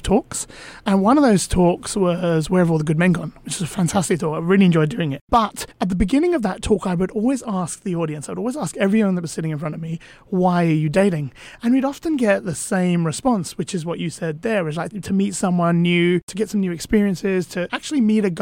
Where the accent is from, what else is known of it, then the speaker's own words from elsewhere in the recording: London, United Kingdom; I grew up in London